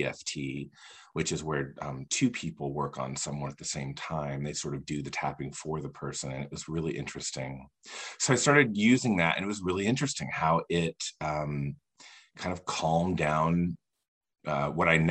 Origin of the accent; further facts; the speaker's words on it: Indiana, United States; moved away as an adult; also born or lived in Los Angeles, California; I live in Indiana now, and I'm from Indiana, but I lived in California from like 2007 to 2015